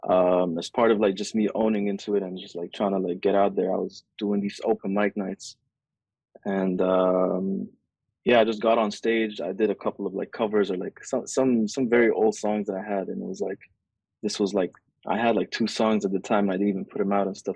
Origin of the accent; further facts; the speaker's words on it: Saudi Arabia; moved away; also born or lived in Egypt; I grew up in Saudi